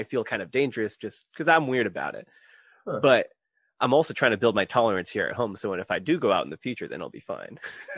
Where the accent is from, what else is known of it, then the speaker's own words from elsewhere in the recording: Philippines; I'm Filipino. It'll be in my blood forever.